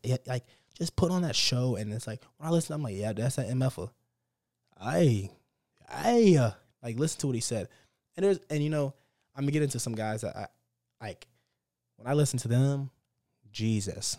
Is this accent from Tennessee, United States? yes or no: no; Dallas, Texas, United States; I'm from Dallas too